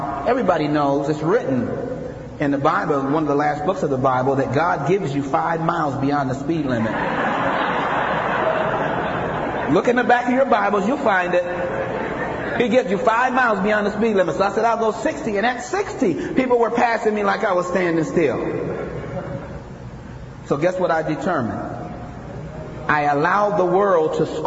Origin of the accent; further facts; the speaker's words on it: Akron, Ohio, United States; I'm from Akron, Ohio, a population of 250,000.